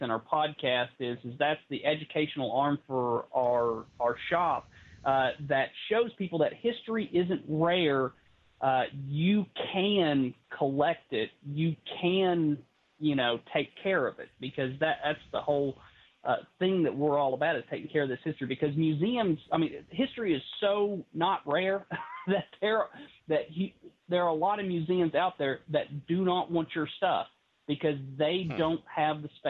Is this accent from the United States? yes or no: yes; English Mountain, East Tennessee, United States; I was a kid growing up on English Mountain